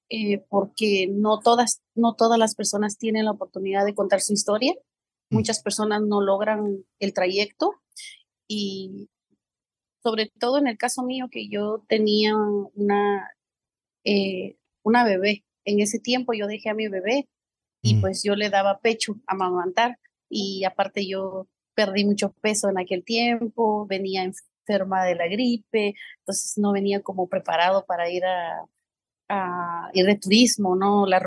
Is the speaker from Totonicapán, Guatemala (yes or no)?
yes; San Francisco El Alto, Totonicapán, Guatemala; moved away as an adult; now in New York, United States; pues yo vengo de San Francisco el Alto, del departamento de Totonicapán. Yo nací allá, yo vine a Estados Unidos hace aproximadamente 14 años como muchas personas, con sueños, con metas, anhelos.